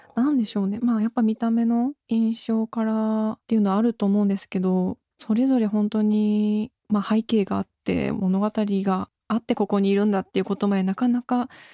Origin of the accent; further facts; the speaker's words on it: Japan; 私も本当日本で生まれ育ったので